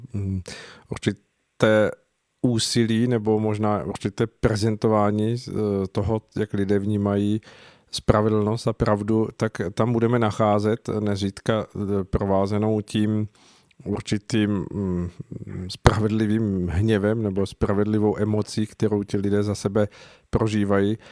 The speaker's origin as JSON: {"language": "Czech", "country": "Czechia", "said": "tady u nás v Čechách"}